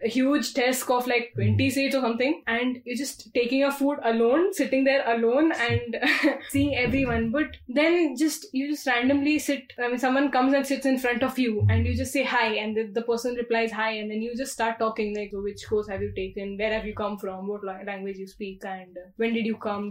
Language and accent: English; Mumbai, Maharashtra, India; moved away as an adult; also born or lived in Bangalore; being born and brought up in Mumbai